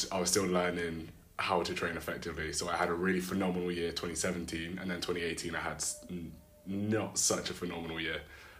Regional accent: United Kingdom; I'm 22 years old and I am a British high jumper.

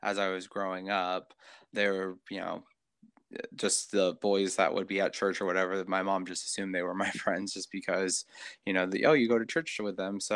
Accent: Washington, United States; also born or lived in Hawaii; I live in Kent, Washington. I was born in Hawaii. My dad was military, and I came to Washington with my mom and my sisters when I was 5. And my dad, since he was military, got transferred up to this area. So been here pretty much ever since.

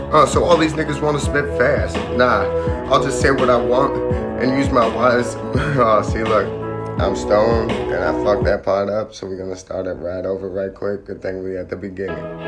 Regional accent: Ohio, United States; moved away; I come from Ohio, which is, uh, I was, uh, we'll just say, most of my family still resides in Ohio

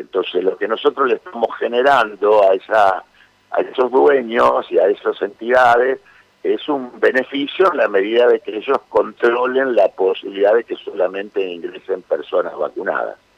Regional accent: Santa Fe, Argentina; como santafesinos que somos

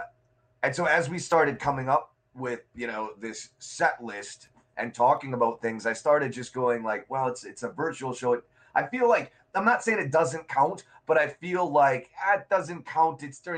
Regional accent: Minnesota, United States; moved away as an adult; now in Chicago, United States; When I turned 18, I moved from Minnesota to Chicago, and I didn't have any real client base in Chicago.

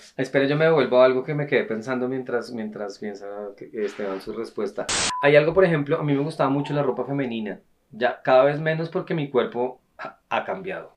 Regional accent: Bogotá, Bogotá Capital District, Colombia; nosotros los tres nacimos en Bogotá

